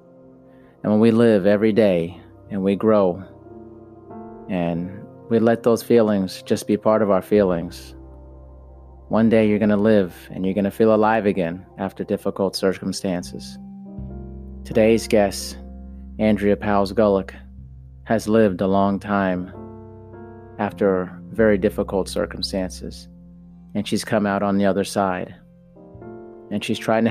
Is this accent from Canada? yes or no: no; United States; I'm American